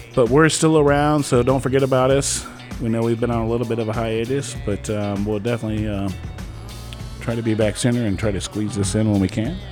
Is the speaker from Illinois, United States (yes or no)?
no; Ohio, United States; I grew up in Ohio